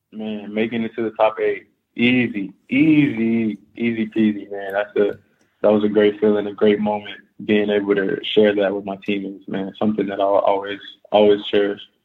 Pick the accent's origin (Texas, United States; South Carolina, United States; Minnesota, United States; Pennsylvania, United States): Texas, United States; Houston; moved away as an adult; now in Russia; I'm from Houston